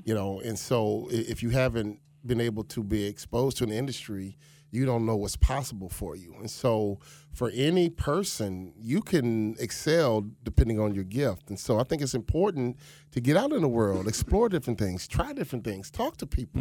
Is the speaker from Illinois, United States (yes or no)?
yes; Chicago, Illinois, United States; moved away as an adult; also born or lived in Minnesota; now in Boca Raton, United States; I was raised in Chicago on the South Side.